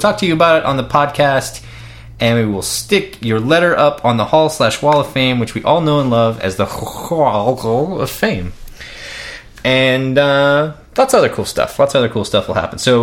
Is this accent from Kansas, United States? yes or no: yes; Kansas, United States; we're from Kansas